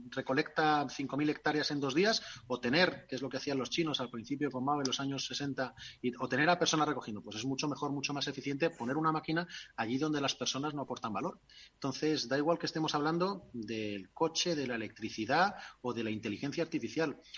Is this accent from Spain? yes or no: yes; Castile, Spain; nos entendemos porque ella es tailandesa y yo soy castellano y no tenemos ni papa